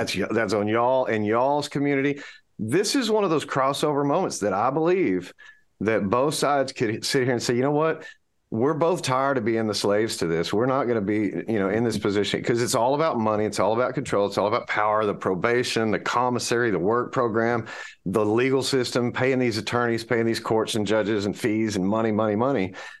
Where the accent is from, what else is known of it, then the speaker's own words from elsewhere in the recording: United States; Yes, because I'm American.